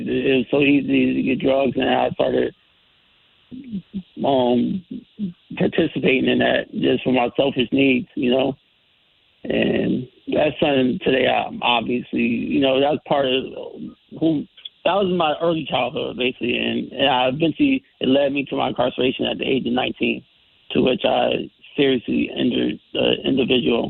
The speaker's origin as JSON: {"language": "English", "town": "Bridgeport", "region": "Connecticut", "country": "United States", "tie": "born or raised there", "said": "I grew up in Bridgeport, and early years, like, I'm from Black Rock, Western area, by way of P.T. Barnum Housing Projects"}